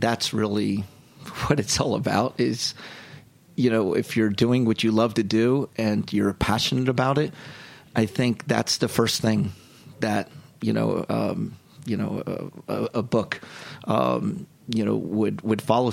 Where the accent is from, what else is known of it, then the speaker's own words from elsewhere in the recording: Haddonfield, New Jersey, United States; my hometown is Haddonfield, New Jersey